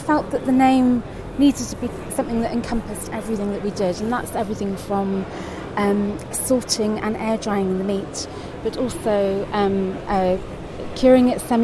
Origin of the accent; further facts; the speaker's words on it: Cardiff, Wales, United Kingdom; I grew up in Cardiff, was born in Cardiff